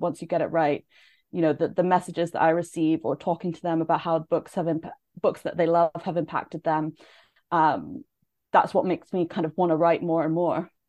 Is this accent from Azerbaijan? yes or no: no; Canada; moved away; I'm from Canada originally.